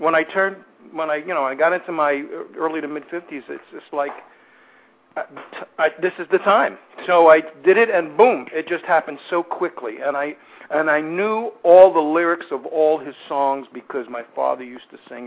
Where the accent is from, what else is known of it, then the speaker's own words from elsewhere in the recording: New York City, New York, United States; moved away; I'm from Brooklyn, New York, originally